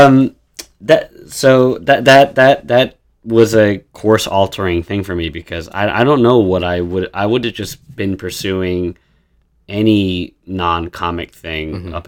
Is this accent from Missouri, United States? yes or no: no; Long Island, New York, United States; moved away as an adult; also born or lived in Queens / Brooklyn; I grew up in Long Island.